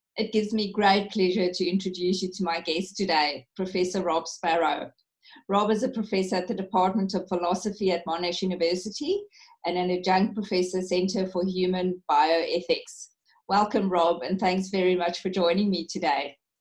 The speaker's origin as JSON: {"language": "English", "country": "South Africa", "moved": "yes", "said": "being a South African"}